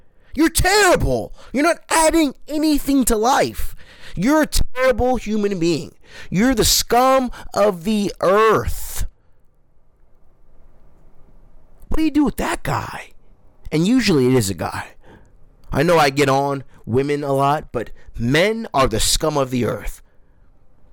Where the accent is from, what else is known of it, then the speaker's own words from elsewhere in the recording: United States; I am so American